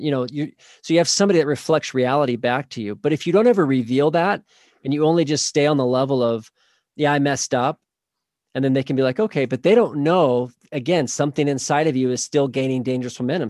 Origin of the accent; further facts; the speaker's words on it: Oklahoma, United States; now in Saint George, United States; I grew up in Oklahoma, actually